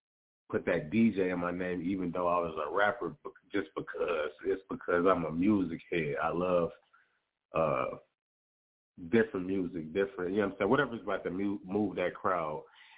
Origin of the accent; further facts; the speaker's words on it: Detroit, Michigan, United States; But you already know I'm from Motown